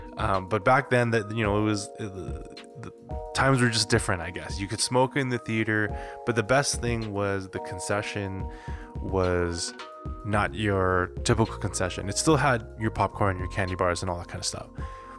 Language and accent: English; Calgary, Alberta, Canada; born or raised there